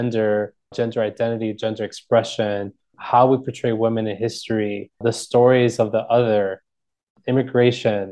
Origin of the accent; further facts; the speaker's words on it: San Diego, California, United States; now in Washington, D.C., United States; growing up in San Diego